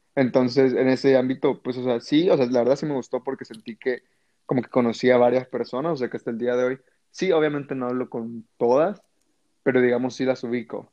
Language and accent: Spanish; El Salvador; moved away as an adult; also born or lived in Mexico; soy de Salvador, y pues obviamente me fui a estudiar a México.